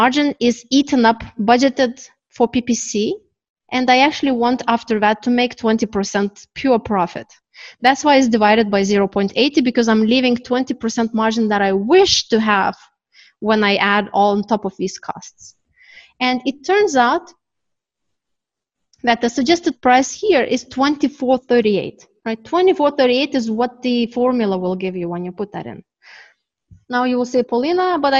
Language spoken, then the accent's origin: English; Canada; now in Turkey; I am from Canada, my company is Canadian, even though I'm in Turkey.